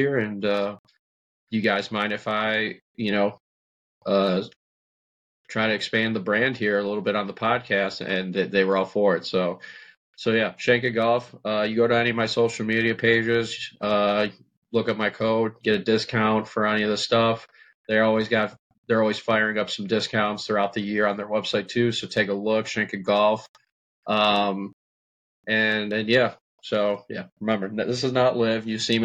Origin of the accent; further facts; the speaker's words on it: Illinois, United States; I'm from Illinois